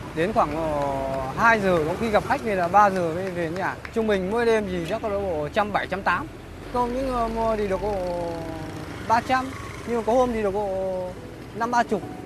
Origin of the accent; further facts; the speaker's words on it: Vinh Phuc, Vietnam; moved away as an adult; now in Ho Chi Minh City, Vietnam; quê ở Vĩnh Phúc